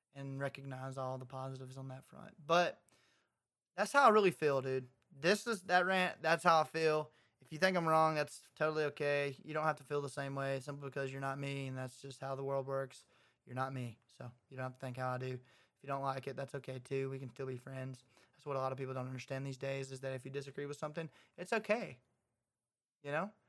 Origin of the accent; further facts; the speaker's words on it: Clanton, Alabama, United States; my hometown, Clanton